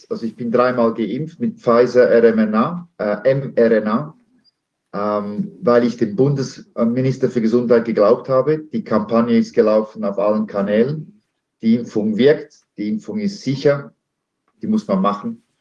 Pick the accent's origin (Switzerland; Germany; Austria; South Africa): Switzerland; born there; Äh, ich bin Schweizer Bürger, geboren hier